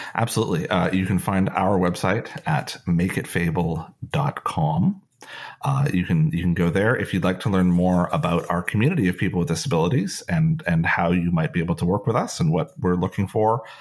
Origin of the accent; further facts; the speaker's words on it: Canada; being Canadian